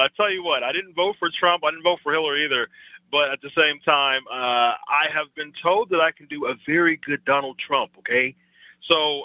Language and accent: English; Ohio, United States; fellow Ohioan. I'm from Ohio